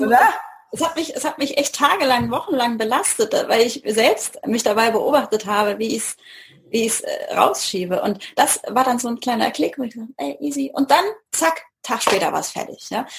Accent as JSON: {"language": "German", "town": "Mannheim", "region": "Baden-Württemberg", "country": "Germany", "tie": "born or raised there", "said": "Hier in der Gegend von Mannheim"}